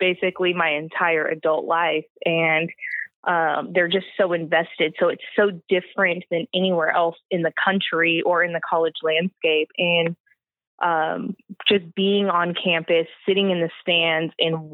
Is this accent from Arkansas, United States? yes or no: no; Orange County, California, United States; also born or lived in Corona, California; I originally grew up in Orange County, the Cypress, Buena Park area